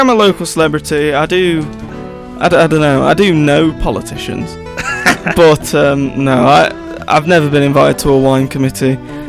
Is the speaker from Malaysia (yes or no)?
no; Sutton-in-Ashfield, East Midlands, United Kingdom; moved away; I also am quite a local celebrity back in my hometown of Sutton in Ashfield, Nottinghamshire.